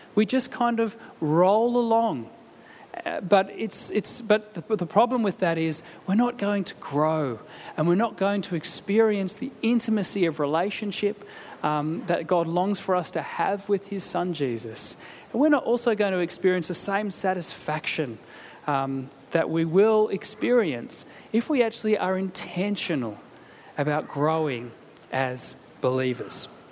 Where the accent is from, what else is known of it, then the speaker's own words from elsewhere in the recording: Canberra, Australian Capital Territory, Australia; moved away; having come from Canberra